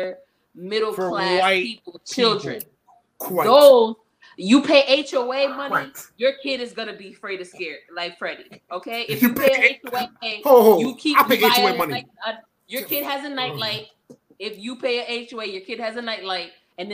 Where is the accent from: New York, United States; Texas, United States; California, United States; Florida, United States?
New York, United States; New York City; I grew up in Brooklyn